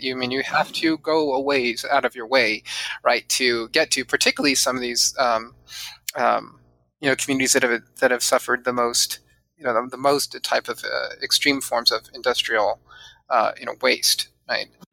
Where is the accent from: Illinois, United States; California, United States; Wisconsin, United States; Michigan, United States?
California, United States; San Diego; also born or lived in Chula Vista; I grew up mostly in Southern California, not mostly, all in Southern California, um, and uh, primarily in San Diego.